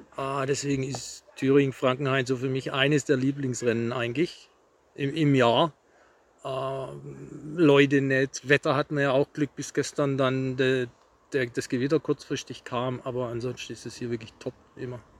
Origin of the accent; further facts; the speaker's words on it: Rot am See, Baden-Württemberg, Germany; Ich komme aus Rot das ist so ganz grob zwischen Stuttgart, Nürnberg, Ulm, Würzburg, Kreuz A6, A7